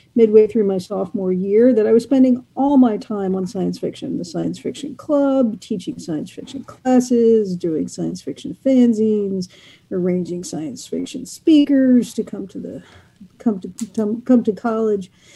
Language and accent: English; New York, United States; I'm from New York